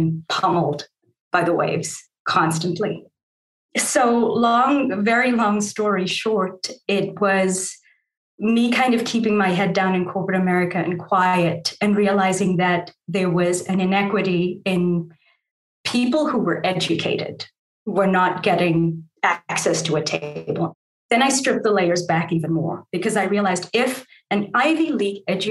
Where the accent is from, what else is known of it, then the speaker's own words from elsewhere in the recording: South Africa; moved away as an adult; also born or lived in New York; I grew up in South Africa in this family of color